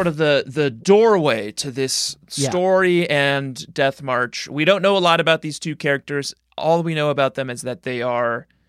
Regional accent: Colorado, United States; I grew up in Colorado.

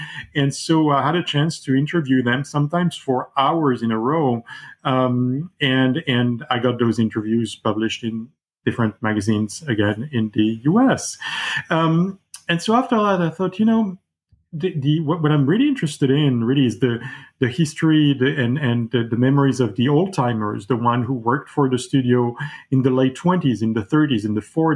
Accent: Paris, Île-de-France, France; I grew up in Paris

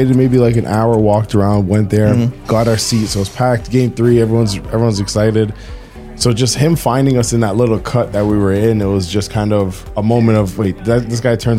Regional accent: Toronto, Ontario, Canada; when we say we're from Toronto

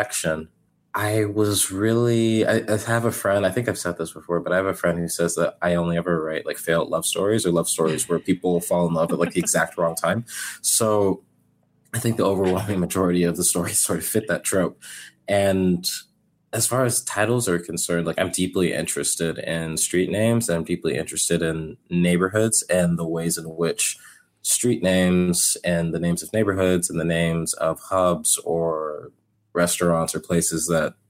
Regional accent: Houston, Texas, United States; also born or lived in Kentucky; I was born in Kentucky, and then I moved to Houston when I was very young. I was like 2 or 3

